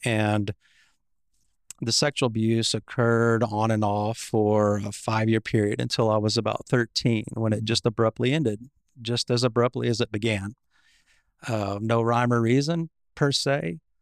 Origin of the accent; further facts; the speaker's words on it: Fort Worth, Texas, United States; I was born in Fort Worth, Texas, Cowtown